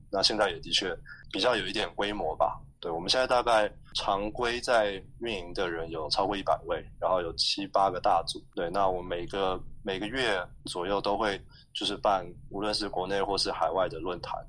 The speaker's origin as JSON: {"language": "Chinese", "country": "Taiwan", "tie": "born or raised there", "moved": "as an adult", "lives_now": "Indonesia", "said": "我们可能在台湾长大的时候"}